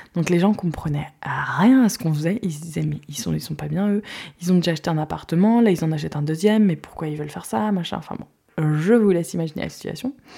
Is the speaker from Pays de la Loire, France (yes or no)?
yes; Guérande, Pays de la Loire, France; moved away; also born or lived in Sweden / La Baule area; j'ai grandi moi à Guérande